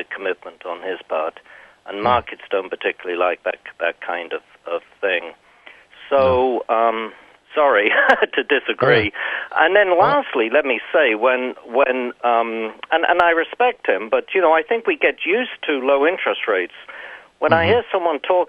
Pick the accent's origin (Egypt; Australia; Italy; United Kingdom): United Kingdom; England; I'm English